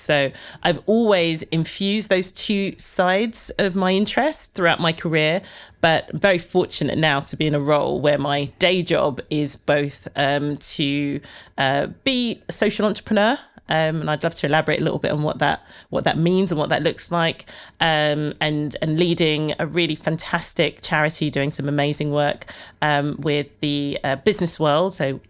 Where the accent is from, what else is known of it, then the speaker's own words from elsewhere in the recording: Ilford, London, United Kingdom; born there; Well, I was born in Ilford, not too far from here, in the East End of, well, where East End meets Essex.